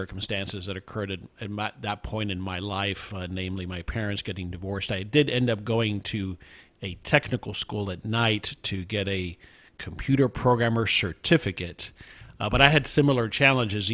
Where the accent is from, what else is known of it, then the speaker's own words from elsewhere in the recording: South Florida, United States; also born or lived in Houston, Texas; now in Dallas-Fort Worth, United States; I was born in Houston, but grew up in South Florida and then came in 89